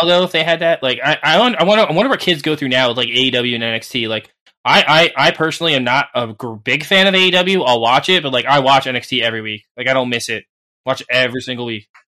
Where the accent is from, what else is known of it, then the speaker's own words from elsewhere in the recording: New Jersey, United States; I'm from New Jersey. yeah, I'm from like the mecca of like WWE land. Like they come here like twice a month back in the day